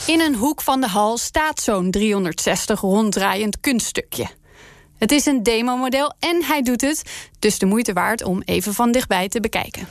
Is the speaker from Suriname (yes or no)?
no; Netherlands; wij Hollanders